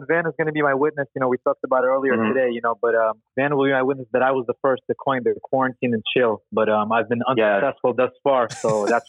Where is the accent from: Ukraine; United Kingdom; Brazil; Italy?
Ukraine; now in United States; I was born in Ukraine.